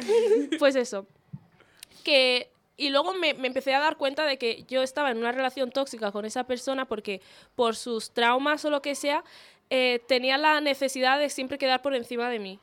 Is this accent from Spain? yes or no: yes; Spain; después de haber vivido en este país toda mi vida